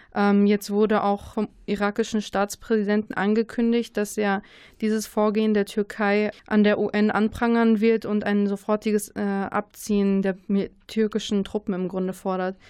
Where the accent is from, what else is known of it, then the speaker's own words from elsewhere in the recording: Germany; wir als Deutsche